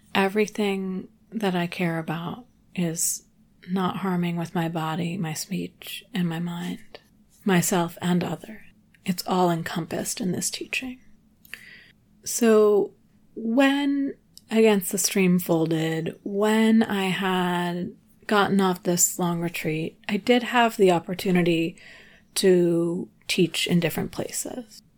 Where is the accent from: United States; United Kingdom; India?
United States; New England; also born or lived in Telluride, Colorado / Nashville / Ventura; now in Los Angeles, United States; I grew up in New England.